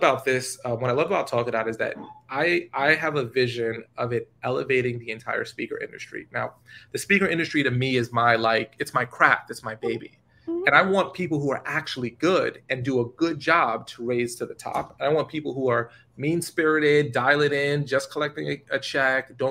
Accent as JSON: {"language": "English", "region": "New York", "country": "United States", "said": "I'm from New York"}